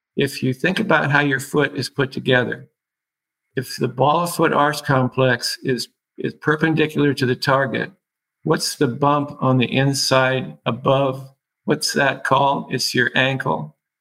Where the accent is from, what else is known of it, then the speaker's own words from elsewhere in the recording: Seattle, Washington, United States; I was born in Seattle